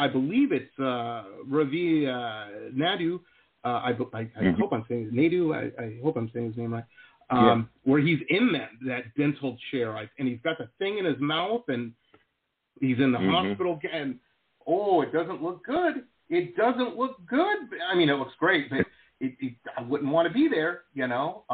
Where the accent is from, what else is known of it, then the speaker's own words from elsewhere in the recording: Detroit, Michigan, United States; moved away as an adult; also born or lived in Boston / San Diego; I grew up in Detroit area, and I went to college in Boston